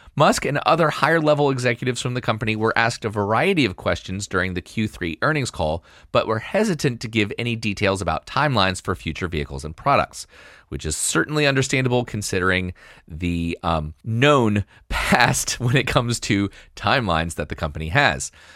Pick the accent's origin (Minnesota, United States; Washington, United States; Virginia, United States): Virginia, United States; my home state here of Virginia